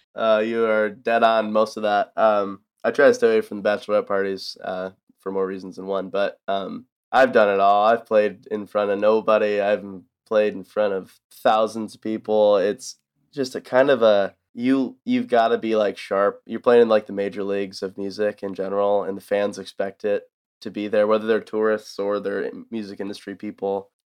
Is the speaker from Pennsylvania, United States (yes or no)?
no; south of Buffalo, New York, United States; moved away as an adult; now in Nashville, United States; I grew up in kinda just south of Buffalo, New York, middle of nowhere